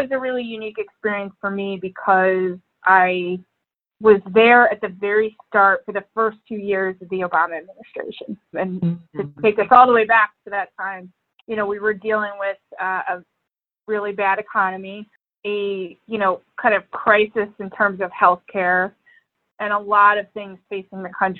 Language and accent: English; Philadelphia, Pennsylvania, United States; moved away as an adult; also born or lived in Washington, D.C.; now in Illinois, United States; I'm from the Philadelphia area. I grew up there